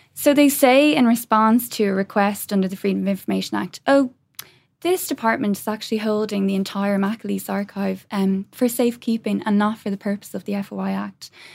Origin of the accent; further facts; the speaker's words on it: Ireland; we as the Irish people